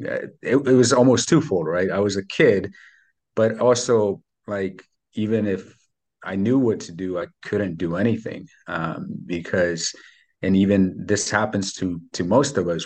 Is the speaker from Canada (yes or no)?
no; Mexico; English is a second language; now in United States; I was born in Mexico. I grew up super poor over there.